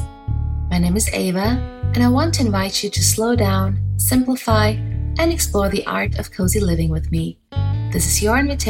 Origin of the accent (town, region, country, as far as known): Bavaria, Germany; first language German; English is a second language